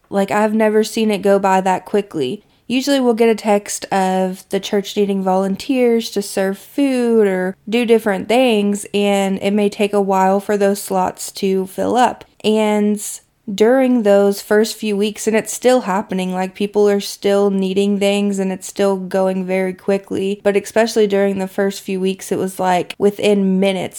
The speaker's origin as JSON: {"language": "English", "region": "Kentucky", "country": "United States", "tie": "born or raised there", "said": "my hometown in Kentucky"}